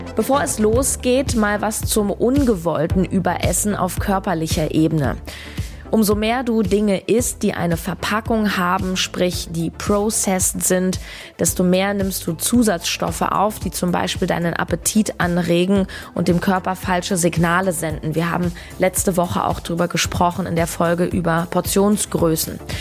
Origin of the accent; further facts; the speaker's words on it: Berlin, Germany; in meiner Heimat Berlin